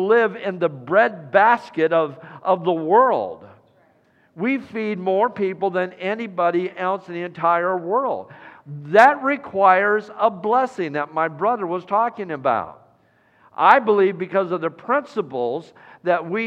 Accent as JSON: {"language": "English", "region": "Iowa", "country": "United States", "tie": "born or raised there", "moved": "yes", "said": "my home state of Iowa"}